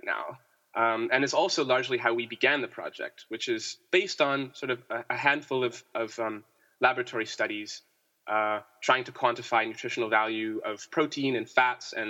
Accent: Canada; moved away as an adult; also born or lived in United States; I'm from Canada originally

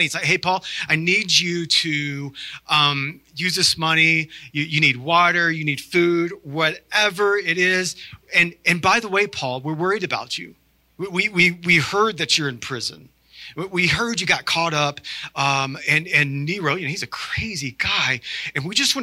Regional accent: the South, United States; I'm from the South

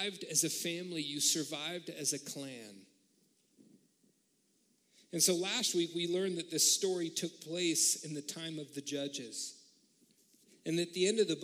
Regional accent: United States; being an American

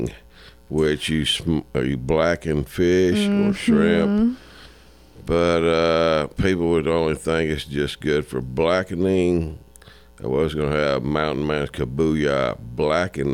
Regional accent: Cajun, Louisiana, United States; I am Cajun.

